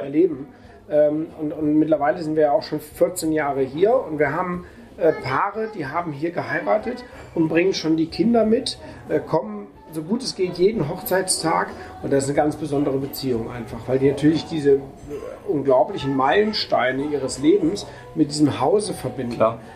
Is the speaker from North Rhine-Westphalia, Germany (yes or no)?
yes; Düsseldorf, North Rhine-Westphalia, Germany; moved away as an adult; also born or lived in Burma / Rügen / Austria / Switzerland; now in Durbach, Germany; gebürtig aus Düsseldorf